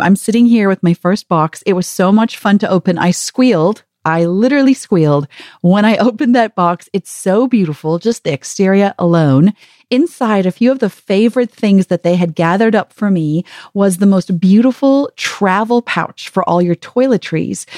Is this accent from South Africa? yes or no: yes; South Africa; also born or lived in Kyiv, Ukraine; now in United States; I'm from South Africa originally. I've lived in the States